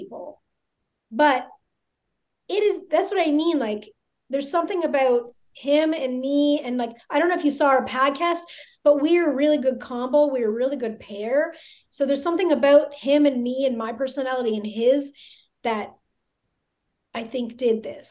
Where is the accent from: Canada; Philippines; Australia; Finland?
Canada; a suburb of Toronto, Ontario; moved away as an adult; also born or lived in Montreal, Canada; now in Las Vegas, United States; I was born in Montreal, but I was put up for adoption immediately. And then I went to live in a little suburb of Toronto